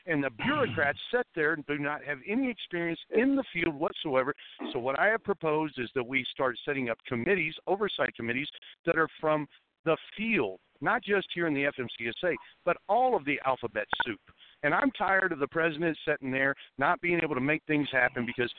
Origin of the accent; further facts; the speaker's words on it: Missouri, United States; I'm from Missouri